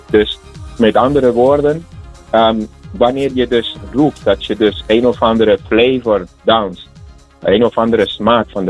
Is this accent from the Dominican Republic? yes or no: yes; Santo Domingo, Distrito Nacional, Dominican Republic; now in Netherlands; Ik, ik kom zelf inderdaad van de Dominicaanse Republiek. En ik heb de bachata daar geleerd. En eh, van mijn ouders vroeger, de wijk waar ik van kom, Villajuana, Dominicaanse Republiek.